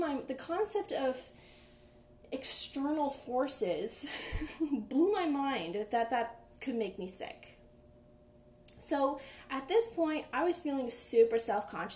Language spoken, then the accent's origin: English; Ottawa, Ontario, Canada; I'm from Ottawa, everybody works in the government